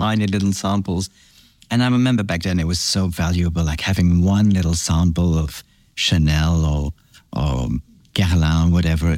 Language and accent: English; Belgium; moved away; also born or lived in France / Australia; I grew up in France and then Belgium. My father is French. He, my mom is from Antwerp in Belgium. And so I grew up in Belgium. I went to boarding school in Belgium